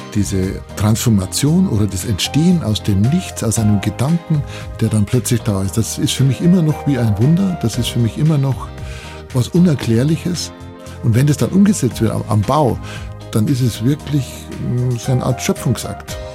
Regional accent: Bavarian Forest, Germany; ich bin ja da aufgewachsen bei dem Haus

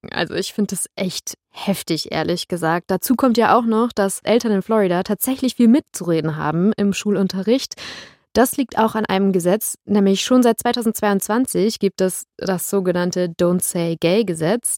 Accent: Germany; bei uns in Deutschland

